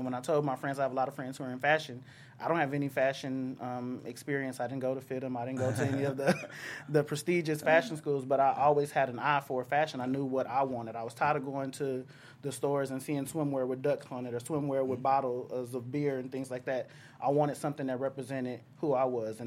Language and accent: English; Texas, United States; moved away as an adult; now in Southern California, United States; I'm from the South